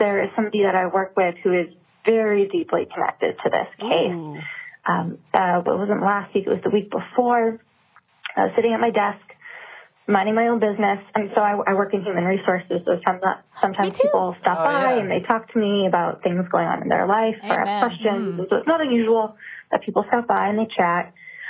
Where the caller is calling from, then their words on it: New Hampshire, United States; calling from New Hampshire.